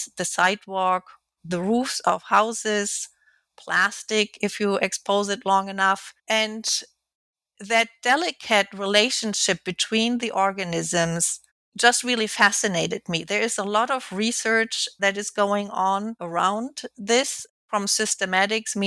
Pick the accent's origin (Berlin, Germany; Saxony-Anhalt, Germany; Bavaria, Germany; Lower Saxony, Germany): Lower Saxony, Germany; Alfeld; moved away; also born or lived in Kiel, Germany; I was born in Kiel, which is located at the Baltic Sea. And then I grew up in Lower Saxony